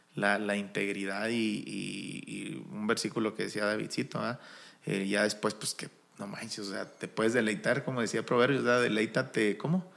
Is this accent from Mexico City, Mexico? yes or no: no; Chihuahua, Mexico; somos alterados de Chihuahua